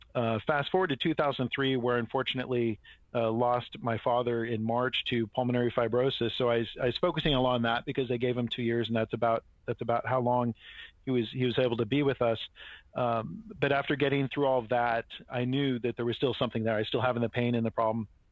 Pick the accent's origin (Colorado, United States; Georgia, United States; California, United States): California, United States; Marin County; I grew up in Marin County